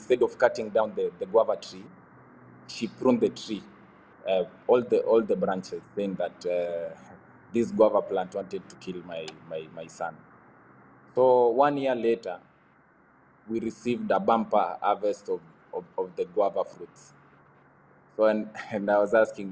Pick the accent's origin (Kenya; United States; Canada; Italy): Kenya; Bomet, Bomet County; I grew up in Bomet